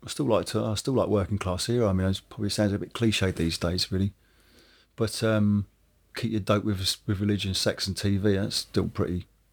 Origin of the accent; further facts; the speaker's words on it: Woking, South East England, United Kingdom; because I come from Woking, which is a suburban town. I mean, it's only 25 minutes down the road, or 45 minutes down the road from London, but it's still a world away.